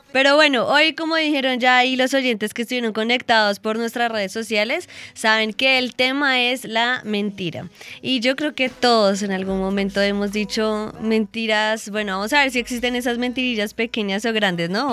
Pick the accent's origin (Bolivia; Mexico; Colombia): Colombia; buenos colombianos